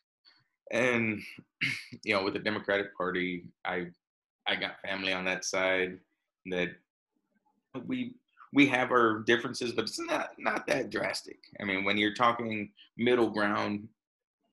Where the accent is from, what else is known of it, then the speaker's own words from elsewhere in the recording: Texas, United States; I'm from Texas